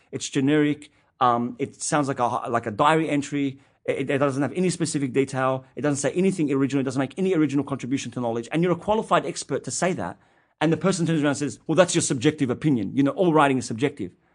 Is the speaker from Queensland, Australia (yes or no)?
no; Sydney, New South Wales, Australia; an Arab Australian Muslim kid growing up in Western Sydney